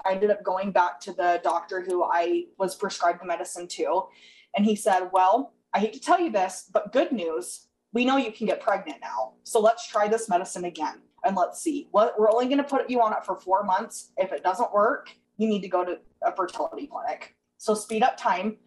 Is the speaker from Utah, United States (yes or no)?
yes; Utah, United States; I'm from Utah